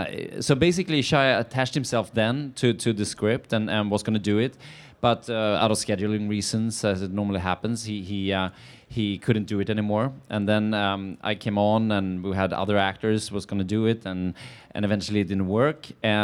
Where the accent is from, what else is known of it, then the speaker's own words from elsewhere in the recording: suburbs of Stockholm, Stockholm County, Sweden; moved away as an adult; now in Venice Beach, United States; I grew up outside Stockholm, in the suburbs of Stockholm, yeah.